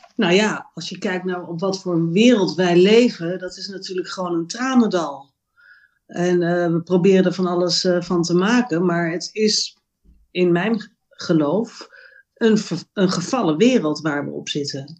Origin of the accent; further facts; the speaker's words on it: Amsterdam, North Holland, Netherlands; now in Roermond, Netherlands; ik ben eh, eh, geboren in Amsterdam. en Ik woon nu in Roermond, in Limburg.